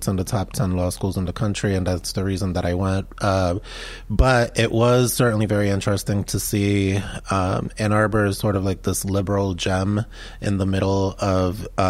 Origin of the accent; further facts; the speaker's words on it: Medellin, Antioquia, Colombia; now in United States; when I was growing up in Medellin, Colombia, Medellin was the most violent city in the world at that time.